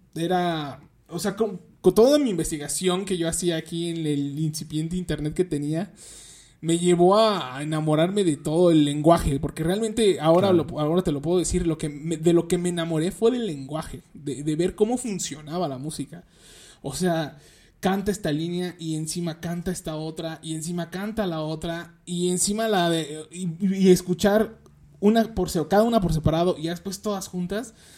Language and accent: Spanish; Nezahualcóyotl, State of Mexico, Mexico; yo soy de aquí de Nezahualcóyotl, del, este, del municipio de Nezahualcóyotl, aquí en el Estado de México